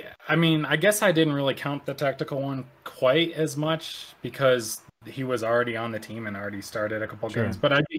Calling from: Laramie, Wyoming, United States; Laramie, Wyoming.

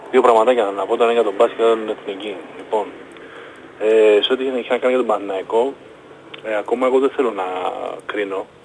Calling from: Palaio Faliro, Attica, Greece; από το Παγλιφάλερο

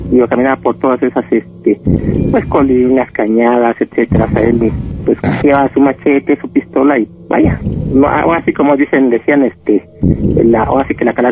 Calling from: State of Mexico, Mexico; Ya hablo aquí de Zabacoyos del Estado de México.

